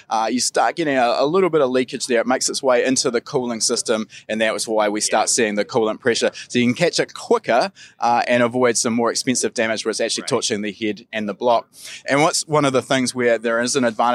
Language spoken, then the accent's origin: English; New Zealand; we're Kiwi